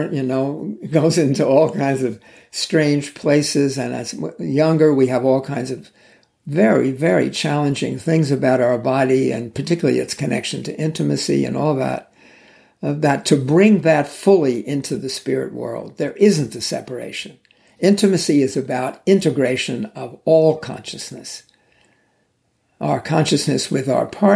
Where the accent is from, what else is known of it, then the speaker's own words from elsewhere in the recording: New York, United States; I grew up in New York